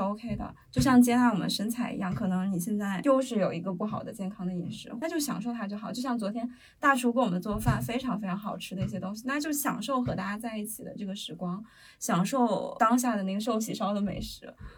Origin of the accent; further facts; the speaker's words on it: Handan, Hebei, China; 我们邯郸人